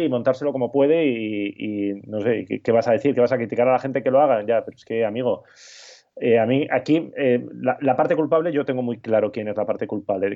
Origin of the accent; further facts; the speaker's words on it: Basque Country, Spain; moved away; estas navidades que he estado por mi tierra, por Euskadi